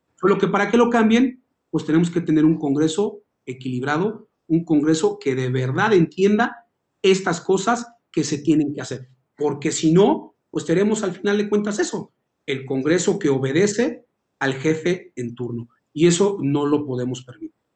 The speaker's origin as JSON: {"language": "Spanish", "town": "Tlalnepantla de Baz", "region": "State of Mexico", "country": "Mexico", "tie": "born or raised there", "said": "nací en Tlane, crecí en Tlane, vivo en Tlane"}